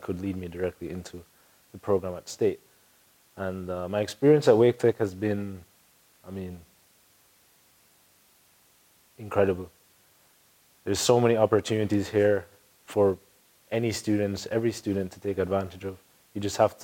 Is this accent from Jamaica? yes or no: yes; Jamaica; moved away; I'm Jamaican